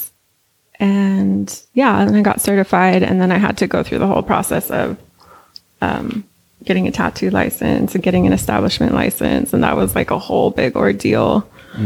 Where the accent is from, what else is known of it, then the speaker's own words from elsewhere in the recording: San Francisco, California, United States; moved away as an adult; also born or lived in East Bay; I was born and raised in San Francisco